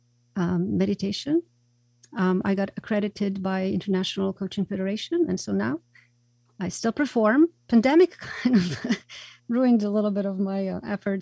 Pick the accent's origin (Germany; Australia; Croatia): Croatia; moved away as an adult; I was born in Croatia. At the time, it was Yugoslavia